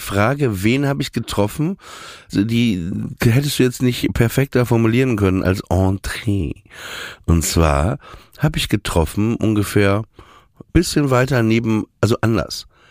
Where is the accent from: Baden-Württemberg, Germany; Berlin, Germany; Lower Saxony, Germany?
Lower Saxony, Germany; Papenburg; Ich komme ja aus Papenburg im Emsland